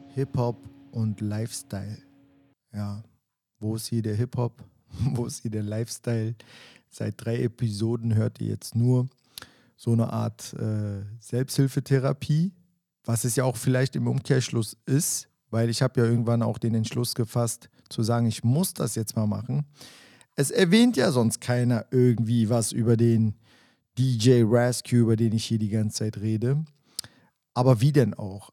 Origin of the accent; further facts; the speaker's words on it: Berlin, Germany; mit dem bin ich ja teilweise im Wedding auch groß geworden